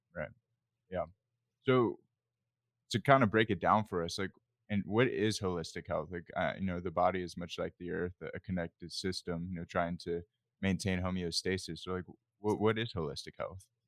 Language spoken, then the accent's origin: English; Loudoun County, Northern Virginia, United States; I grew up in Northern Virginia in Loudoun County